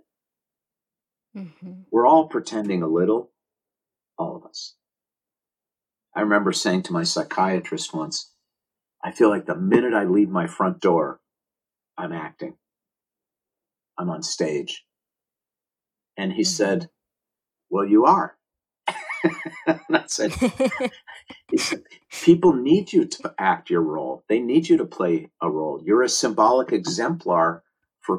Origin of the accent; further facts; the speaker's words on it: Minneapolis, Minnesota, United States; I was born in Minneapolis, Minnesota on June 3rd, 1960